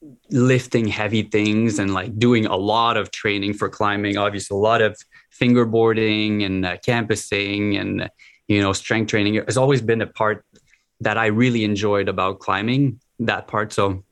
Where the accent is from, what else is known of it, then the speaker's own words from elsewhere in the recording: Gatineau, Quebec, Canada; English is a second language; now in Ottawa, Canada; I grew up on the Quebec side, so which is in Gatineau, which is probably like 15, 20 minutes from here. So like really close to the border. So that's why I was introduced to English fairly early.